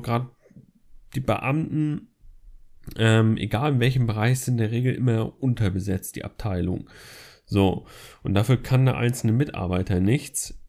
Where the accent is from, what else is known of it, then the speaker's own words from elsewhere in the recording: Flensburg, Schleswig-Holstein, Germany; moved away as an adult; now in Essen, Germany; da ich halt in Essen wohne und in Flensburg meine Heimat eigentlich ist, wo ich herkomme